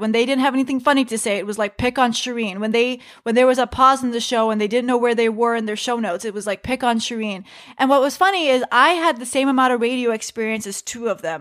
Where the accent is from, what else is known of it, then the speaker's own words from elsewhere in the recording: United States; I am just an American woman doing stand-up comedy who happens to be Muslim